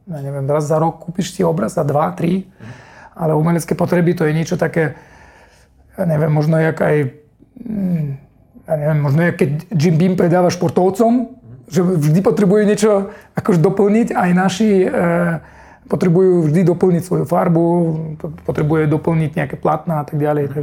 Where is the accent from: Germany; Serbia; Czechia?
Germany; Slovak is a second language; moved away as an adult; also born or lived in Russia / Kazakhstan; now in Slovakia; ja som z Nemecka, tam som vyrastal, uh, chodil som tam do školy, narodený som v Rusku, Eh, žil som tam 6 rokov, 2 roky Kazachstan, mm. také je to dosť mešané celé.